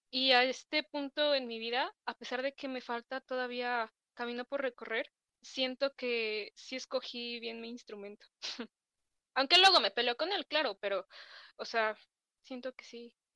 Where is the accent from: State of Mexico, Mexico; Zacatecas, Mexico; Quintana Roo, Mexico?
State of Mexico, Mexico; Ecatepec; Yo soy originaria del Estado de México, de Catepec.